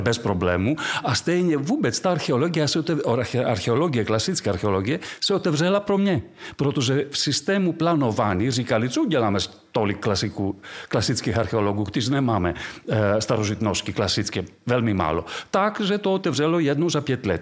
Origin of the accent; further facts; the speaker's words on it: Delphi, Central Greece, Greece; Czech is a second language; moved away as an adult; also born or lived in Prague / Paris; pocházím z Delf eh, v Řecku, z toho antického města s Věštírnou. A, ale to je malá vesnice dnes. Takže z té vesnice najednou já jsem byl v Praze